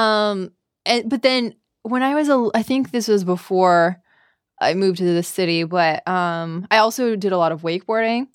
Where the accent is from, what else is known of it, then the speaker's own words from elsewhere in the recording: Bracebridge, Ontario, Canada; accent: Canadian; moved away as an adult; now in San Francisco, United States; I am from a small town called Bracebridge.